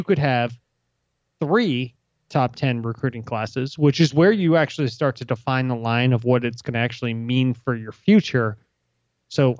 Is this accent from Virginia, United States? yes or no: yes; Virginia, United States; I'm from Virginia.